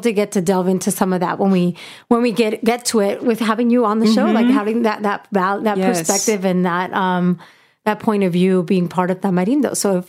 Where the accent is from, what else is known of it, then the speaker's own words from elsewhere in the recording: Puebla, Mexico; now in United States; I'm from Puebla.